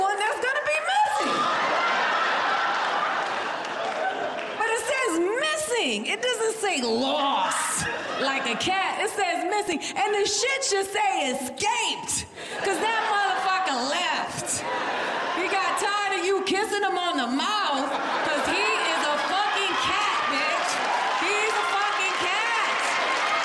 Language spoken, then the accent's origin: English; Florida, United States; now in Los Angeles, United States; I'm from Florida